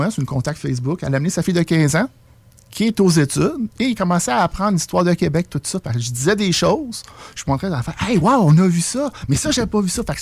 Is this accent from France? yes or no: yes; France; un, je suis française